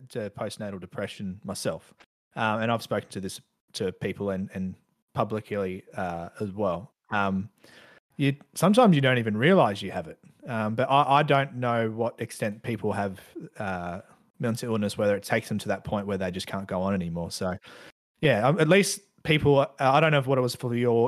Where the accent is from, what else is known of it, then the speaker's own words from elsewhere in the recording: Australia; I grew up in Australia for most of my life.